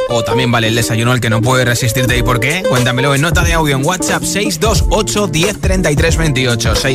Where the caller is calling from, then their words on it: Valencia, Valencian Community, Spain; Buenas tardes … de Valencia.